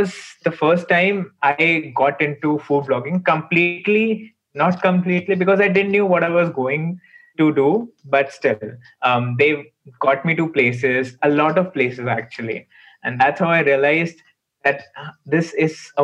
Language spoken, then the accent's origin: English; Lucknow, Uttar Pradesh, India; this is the place I grew up. It's my hometown.